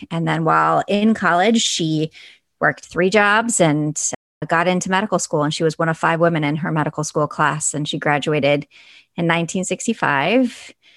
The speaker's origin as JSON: {"language": "English", "town": "Buffalo", "region": "New York", "country": "United States", "tie": "born or raised there", "said": "I actually grew up in Buffalo, New York"}